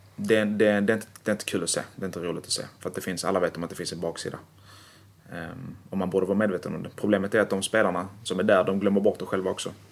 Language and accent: Swedish; Malmö, Skåne, Sweden; Jag är från Malmö helt och hållet